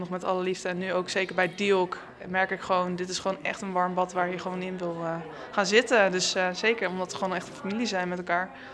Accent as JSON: {"language": "Dutch", "town": "Amersfoort", "region": "Utrecht", "country": "Netherlands", "said": "ik kom zelf uit Amersfoort en ehm, de rugbyclub Eemland die was bij mij in de buurt"}